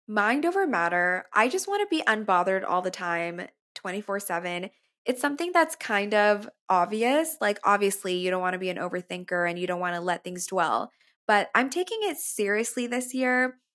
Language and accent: English; McAllen, Texas, United States; now in New York, United States; my hometown, McAllen